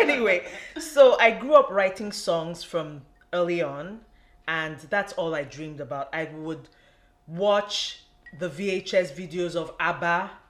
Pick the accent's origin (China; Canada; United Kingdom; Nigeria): Nigeria; born or raised there